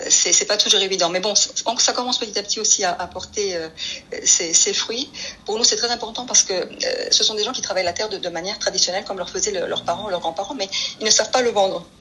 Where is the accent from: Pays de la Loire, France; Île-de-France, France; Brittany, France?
Île-de-France, France; Paris; moved away as an adult; also born or lived in Atlantic island (likely Canary Islands); now in Spain; je suis espagnole, mais mes grands-parents ont, et mes parents ont émigré en France, à Paris, dans le 11e arrondissement exactement, quand j'étais petite. J'ai fait toute ma scolarité euh, là, je suis ex-parisienne